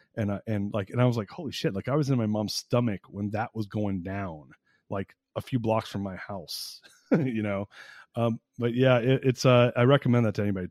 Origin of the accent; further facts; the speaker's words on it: United States; being an American